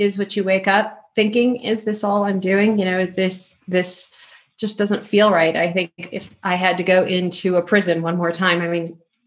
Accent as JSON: {"language": "English", "town": "Chicago", "region": "Illinois", "country": "United States", "moved": "yes", "said": "still a Chicago girl at heart"}